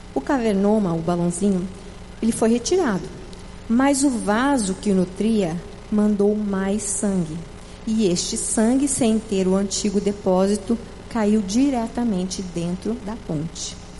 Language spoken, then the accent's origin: Portuguese; Paraná, Brazil; now in Fortaleza, Brazil; eu sou do Paraná